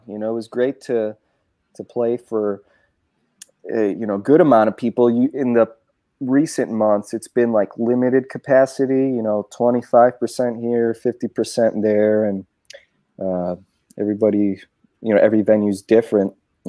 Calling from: Los Angeles, California, United States; and I'm tuning in from Los Angeles, California.

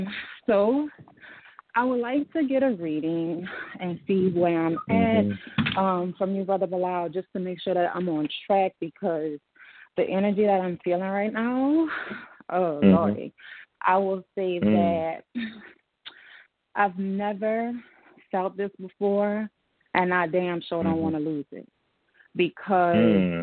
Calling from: New Orleans, Louisiana, United States; So I'm calling from New Orleans.

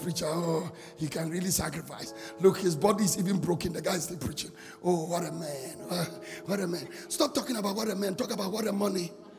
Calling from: Bolgatanga, Upper East, Ghana; I'm calling from Bogatanga.

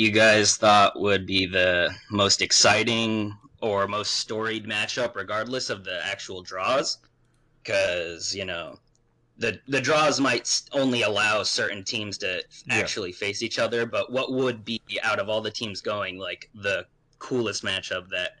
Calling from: Arizona, United States; I'm calling from Arizona.

